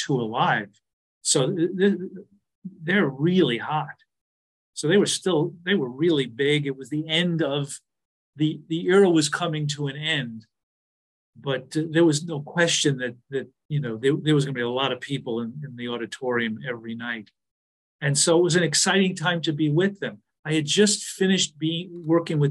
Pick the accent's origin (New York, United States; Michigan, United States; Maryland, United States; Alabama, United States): New York, United States; I'm from New York. My mother's from Brooklyn